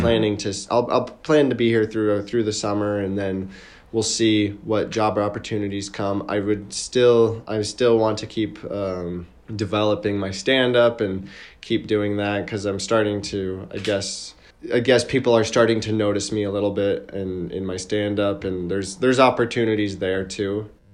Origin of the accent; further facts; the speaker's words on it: United States; moved away as an adult; now in Lviv, Ukraine; my experience as an American being in Ukraine, what it's like being a foreigner